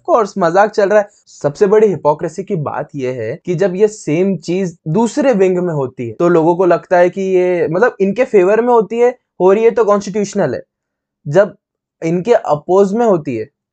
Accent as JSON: {"language": "Hindi", "town": "Indore", "region": "Madhya Pradesh", "country": "India", "tie": "born or raised there", "said": "इंदौर में हमारा home town Indore में"}